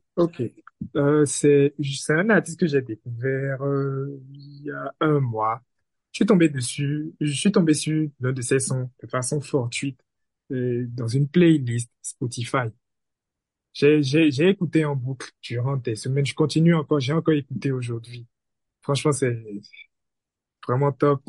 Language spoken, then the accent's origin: French; Benin; je suis béninois